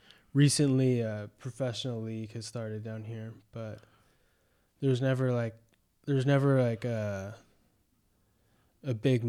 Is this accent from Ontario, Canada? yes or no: no; Vancouver, British Columbia, Canada; now in United States; I was definitely grew up a lot outdoors.